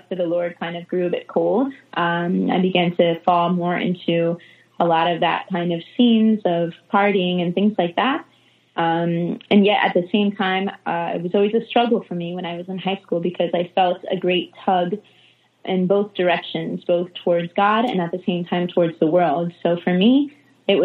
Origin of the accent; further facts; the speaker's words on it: Connecticut, United States; now in Jacksonville, United States; I grew up in a Catholic family. I'm originally from Connecticut, up north